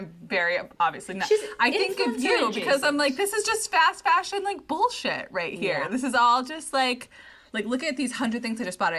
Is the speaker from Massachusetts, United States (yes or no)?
yes; Massachusetts, United States; I'm from Massachusetts. I went to a Catholic all-girls high school